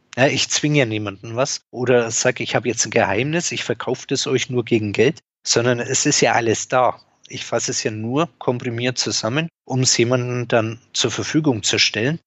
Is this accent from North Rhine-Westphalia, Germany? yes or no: no; Franconia, Bavaria, Germany; born or raised there